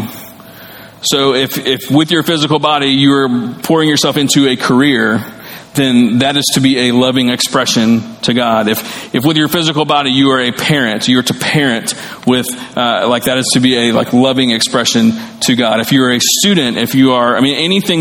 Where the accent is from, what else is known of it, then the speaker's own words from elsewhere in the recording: the South, United States; I grew up in the South and I grew up learning the great commandments